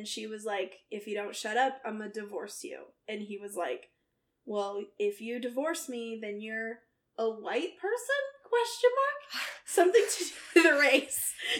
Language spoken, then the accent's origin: English; Santa Maria, California, United States; now in Provo, United States; I grew up in Santa Maria, California, a town, and it's also the location of the courthouse where Michael Jackson was tried